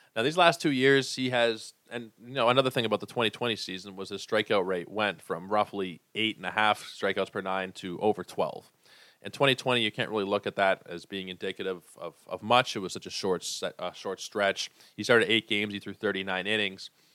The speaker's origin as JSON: {"language": "English", "town": "Toronto", "region": "Ontario", "country": "Canada", "said": "I am from Toronto."}